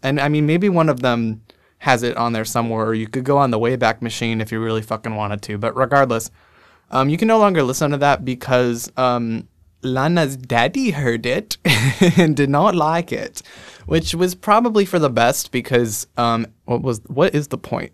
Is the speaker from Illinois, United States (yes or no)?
no; Scranton, Pennsylvania, United States; accent: Scranton; I'm from Scranton, Pennsylvania